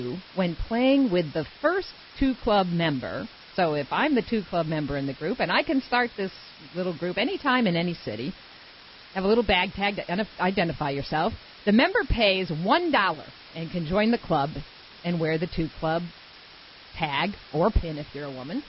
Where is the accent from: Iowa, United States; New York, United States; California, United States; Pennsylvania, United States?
New York, United States; Rochester; my hometown, Rochester, New York